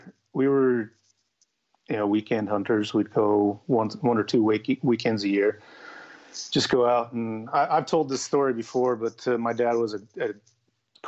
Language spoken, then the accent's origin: English; Utah, United States; I was born and raised in Utah